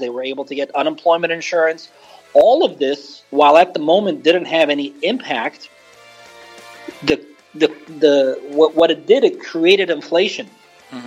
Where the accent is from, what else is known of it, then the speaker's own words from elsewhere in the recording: Beirut, Beirut Governorate, Lebanon; moved away as an adult; now in United States; I was born and raised in Lebanon